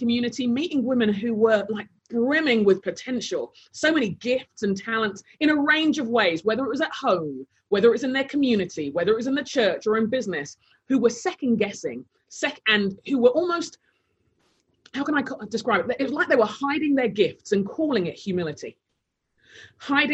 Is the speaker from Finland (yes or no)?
no; London, United Kingdom; moved away as an adult; also born or lived in Taunton; now in Minneapolis, United States; I grew up in London, mainly, South London, and I was born to Nigerian parents